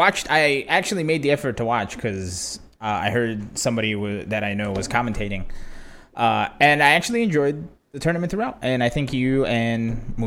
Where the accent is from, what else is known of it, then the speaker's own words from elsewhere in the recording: Brazil; No, but I grew up in Brazil, though.